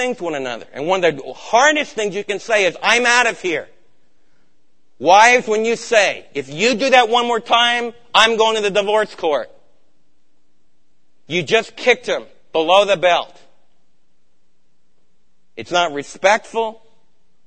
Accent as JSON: {"language": "English", "region": "New York", "country": "United States", "tie": "born or raised there", "also_born_or_lived": "East Coast", "moved": "yes", "said": "I'm from New York"}